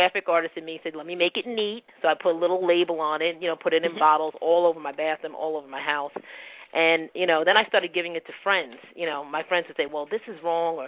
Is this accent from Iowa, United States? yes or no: no; Bayonne, New Jersey, United States; Born and raised in Jersey